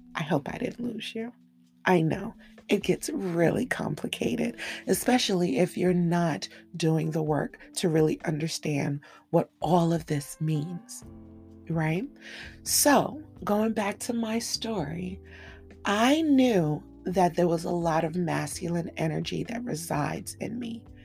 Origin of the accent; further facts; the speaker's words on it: Cameroon; I grew up in a very polarized world. I come from Cameroon, West Africa, and in my world, men were masculine and dominant